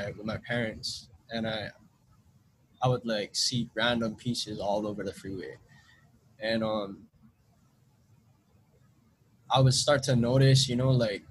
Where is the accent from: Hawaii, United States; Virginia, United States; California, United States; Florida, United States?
Hawaii, United States; Honolulu; I grew up in Palolo Valley, so that's like the hood right there